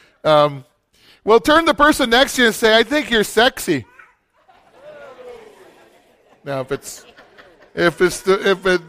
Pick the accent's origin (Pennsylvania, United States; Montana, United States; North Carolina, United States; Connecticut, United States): Montana, United States; Billings; also born or lived in Green Bay, Wisconsin; I grew up in Billings, Montana.